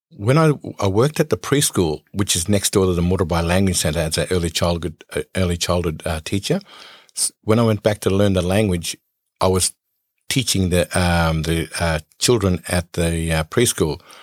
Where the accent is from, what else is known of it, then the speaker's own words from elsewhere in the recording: Nambucca Heads, New South Wales, Australia; I grew up in Nambaca Heads on the Aboriginal Reserve in Nambaca Heads